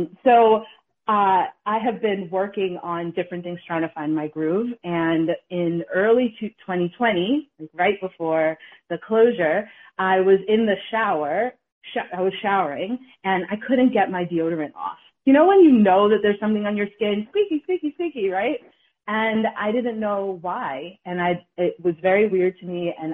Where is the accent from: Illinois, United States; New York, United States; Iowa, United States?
New York, United States; Bronx; I'm from the Bronx and he's from the Boston area.